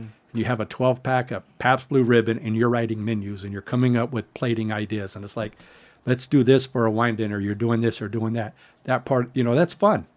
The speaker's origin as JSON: {"language": "English", "town": "San Diego", "region": "California", "country": "United States", "said": "I was from San Diego area"}